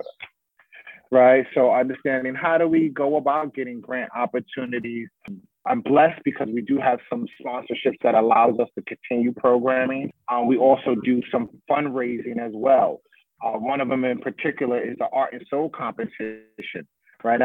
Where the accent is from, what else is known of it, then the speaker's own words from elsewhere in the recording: New York City, New York, United States; my upbringing and growing up in Bronx River Projects